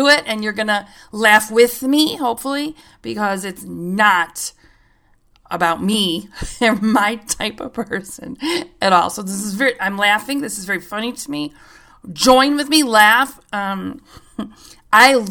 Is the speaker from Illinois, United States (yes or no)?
yes; Chicago, Illinois, United States; I'm from Chicago